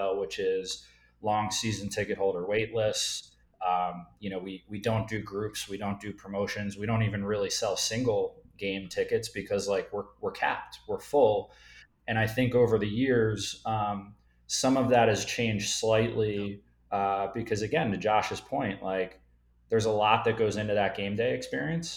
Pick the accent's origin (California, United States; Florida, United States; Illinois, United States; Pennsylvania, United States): Pennsylvania, United States; Philadelphia; I'm from Philadelphia.